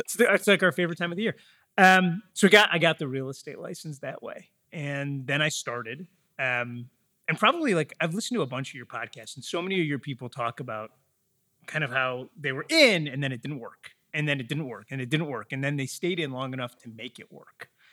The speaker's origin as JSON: {"language": "English", "area": "Metro Detroit", "region": "Michigan", "country": "United States", "tie": "born or raised there", "said": "I grew up in Metro Detroit, about forty miles west, uh, of the city"}